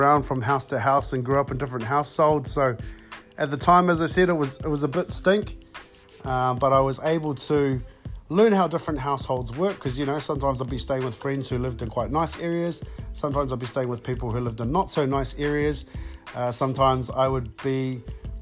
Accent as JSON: {"language": "English", "town": "New Plymouth", "region": "Taranaki", "country": "New Zealand", "tie": "born or raised there", "said": "I grew up born and bred in Taranaki, born at the New Plymouth Base Hospital."}